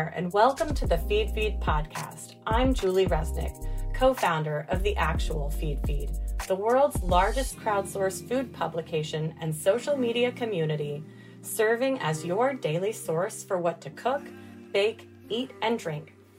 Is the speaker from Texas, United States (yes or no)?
yes; Dallas, Texas, United States; I grew up in Dallas